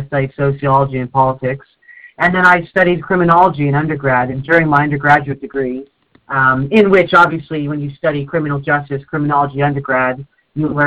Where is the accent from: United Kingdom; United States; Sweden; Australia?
United Kingdom; North East England; also born or lived in Canada; I moved to the UK when I was 7, and the place I moved to in the UK, in the Northeast, is very, very undiverse.